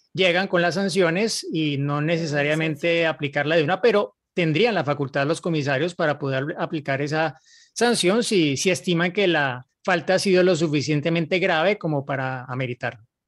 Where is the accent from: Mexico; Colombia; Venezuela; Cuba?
Colombia; now in Santiago, Chile; les hablo desde Santiago de Chile, eh, soy colombiano